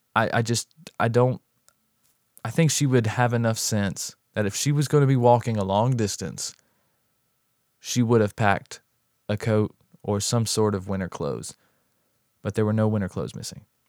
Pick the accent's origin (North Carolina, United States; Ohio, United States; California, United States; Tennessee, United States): North Carolina, United States; I'm actually from the North Carolina area myself